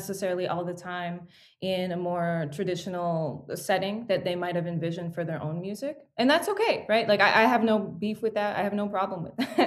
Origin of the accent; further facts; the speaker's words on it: Toronto, Ontario, Canada; I was born in Toronto into a musical family